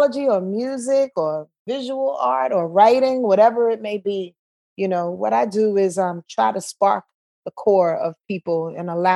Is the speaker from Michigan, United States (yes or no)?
no; Yonkers, New York, United States; I was born in Yonkers, New York